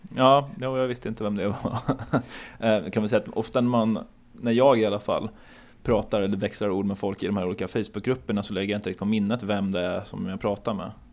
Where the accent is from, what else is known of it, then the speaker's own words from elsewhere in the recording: Örebro, Örebro County, Sweden; moved away as an adult; also born or lived in Hamburg; now in Gothenburg, Sweden; jag är uppvuxen i och utanför Örebro och jag är född i Hamburg men flyttade till Sverige när jag var två